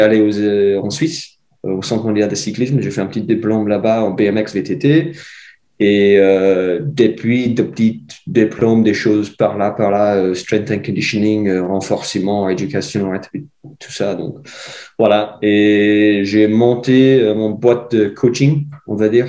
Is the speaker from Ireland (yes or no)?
yes; Ireland; French is a second language; moved away as an adult; also born or lived in Switzerland; now in Morzine, France; J'ai euh, fait première partie de mes études chez moi en Irlande